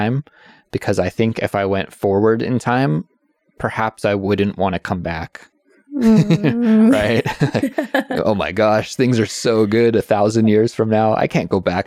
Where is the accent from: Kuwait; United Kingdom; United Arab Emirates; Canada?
Canada; Kelowna, British Columbia; I would love to go back to Kelowna, my hometown